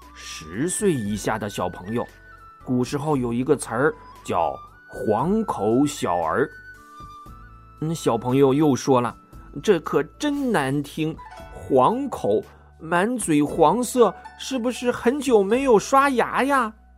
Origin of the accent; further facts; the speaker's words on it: China; 我们中国人的传统